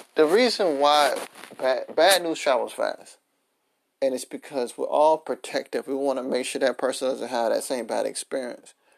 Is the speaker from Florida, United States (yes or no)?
yes; Miami, Florida, United States; Miami. Shout out to my hometown.